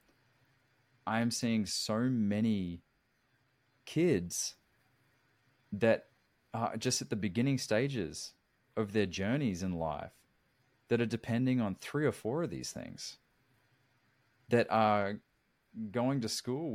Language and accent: English; Australia; moved away as an adult; now in United States; growing up in Australia, 25 years before I moved here